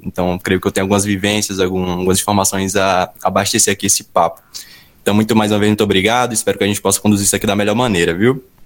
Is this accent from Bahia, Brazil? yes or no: yes; Bahia, Brazil; lá na minha região, a Bahia